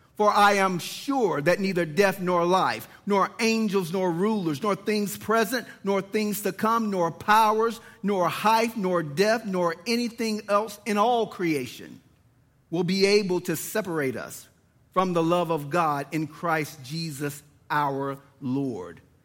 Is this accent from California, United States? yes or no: no; Lawrenceville, Georgia, United States; born and raised in Lawrenceville, Georgia